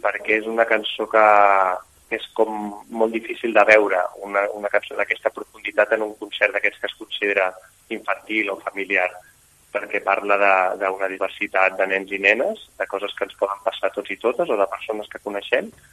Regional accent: Barcelona, Catalonia, Spain; els quatre som de Barcelona

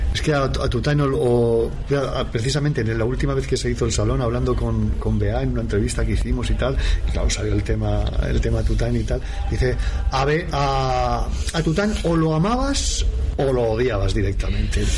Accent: Gavà, Catalonia, Spain; soy de Gaba de eh, toda la vida

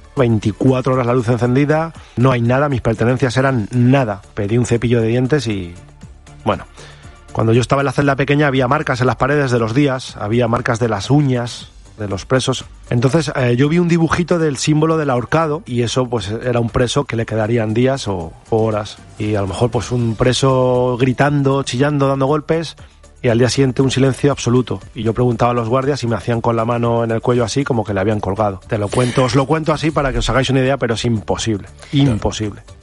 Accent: Utrera, Andalusia, Spain; los uteranos estamos llamados a participar

